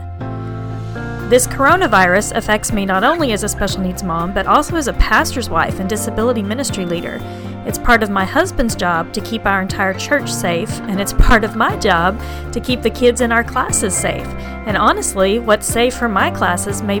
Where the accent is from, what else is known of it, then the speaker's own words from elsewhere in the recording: Oklahoma, United States; now in Houston, United States; I grew up in Oklahoma